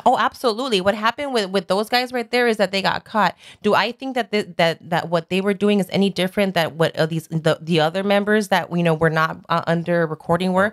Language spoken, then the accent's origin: English; Los Angeles, California, United States; Born and raised in Sun Valley